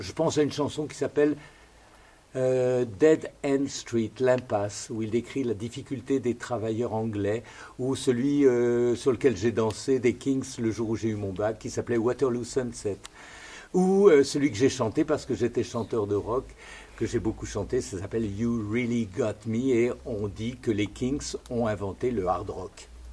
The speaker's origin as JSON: {"language": "French", "town": "Lyon", "region": "Auvergne-Rhône-Alpes", "country": "France", "tie": "born or raised there", "said": "je suis né euh, là, à Lyon, sur les rives du Rhône"}